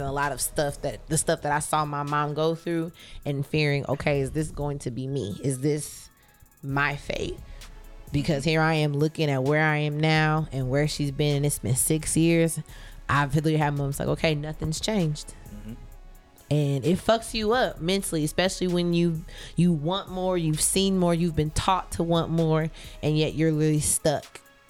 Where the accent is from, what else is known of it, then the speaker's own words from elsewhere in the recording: Richmond, Indiana, United States; moved away; I'm from a small town, Richmond, everybody knew everybody